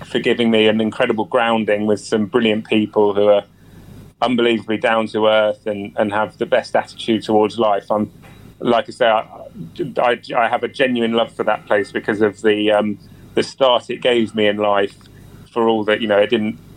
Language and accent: English; South West England, United Kingdom; For me, it's growing up in Somerset. It was never really about racing.